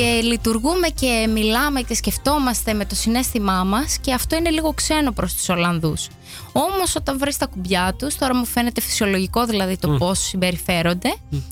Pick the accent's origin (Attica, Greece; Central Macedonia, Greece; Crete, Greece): Crete, Greece; Heraklion; moved away as an adult; also born or lived in Agios Thomas / Amsterdam, Netherlands; now in Netherlands; Εγώ είμαι από την Κρήτη, από το Ηράκλειο